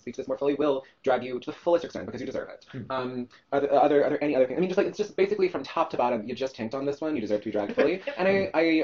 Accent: the South, United States; now in New York, United States; I'm from the South

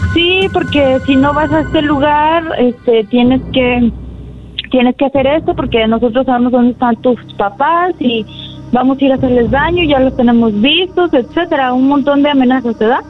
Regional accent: Tlaltenango, Mexico; me sacaron de aquí, de mi pueblo

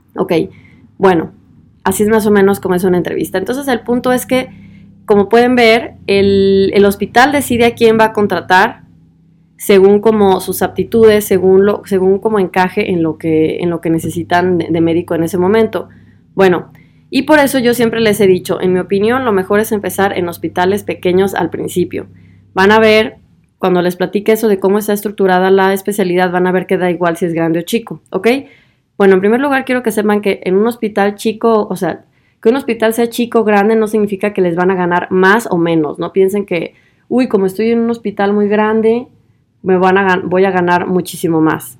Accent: Guadalajara, Jalisco, Mexico; moved away as an adult; also born or lived in Tübingen / Vienna; now in Germany; de Guadalajara, de donde yo soy

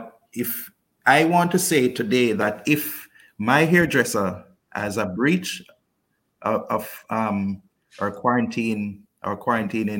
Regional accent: Kingston, Jamaica; now in Cayman Brac, Cayman Islands; I'm originally from Kingston

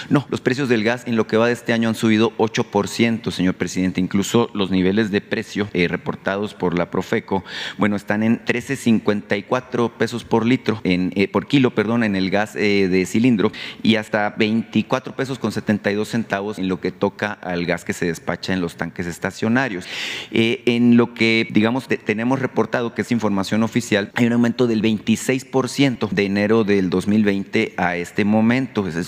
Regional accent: Sonora, Mexico; Usted sabe, yo vengo de Sonora.

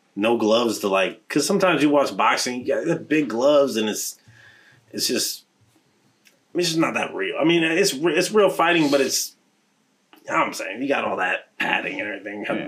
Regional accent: Omaha, Nebraska, United States; my hometown

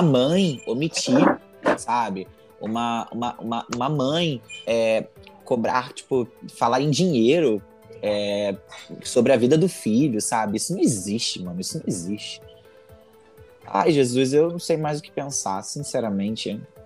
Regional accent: Brazil; eu sou brasileiro

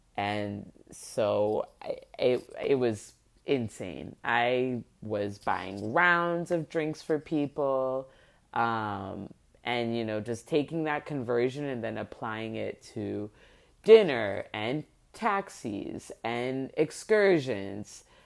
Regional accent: Miami, Florida, United States; this is in Miami, this is in my hometown

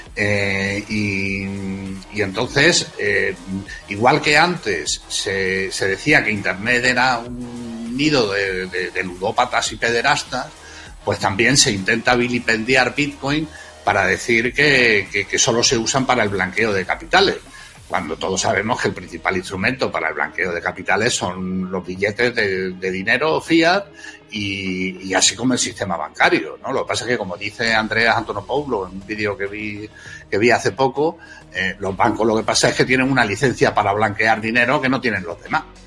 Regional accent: Extremadura, Spain; now in Madrid, Spain; yo soy, soy extremeño, pero llevo ya afincado en Madrid mucho tiempo, mucho.

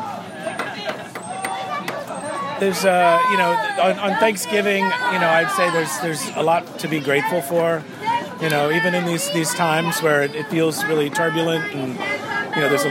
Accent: D.C., East Coast, United States; also born or lived in Los Angeles, California; now in Alameda, United States; I grew up on the East Coast

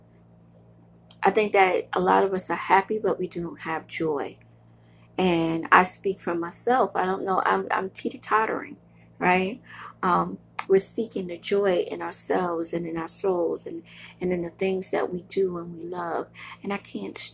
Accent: New York City, New York, United States; now in Buffalo, United States; I am a girl from Brooklyn, New York. I love Brooklyn

